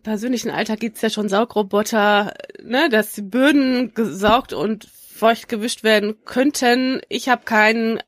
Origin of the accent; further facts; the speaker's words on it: Schleswig-Holstein, Germany; ich komme aus Schleswig-Holstein